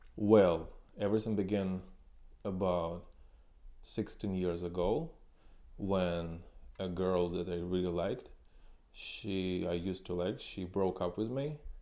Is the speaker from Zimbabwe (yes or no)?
no; Ukraine; moved away as an adult; also born or lived in China / Suzhou / Shanghai / Shenzhen; now in Kyiv, Ukraine; I came from Ukraine